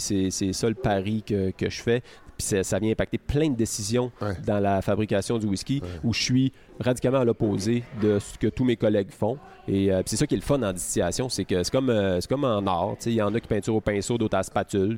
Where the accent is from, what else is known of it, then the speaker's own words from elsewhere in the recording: Caplan, Quebec, Canada; moved away as an adult; also born or lived in Sherbrooke / Montreal; je suis né à Caplan.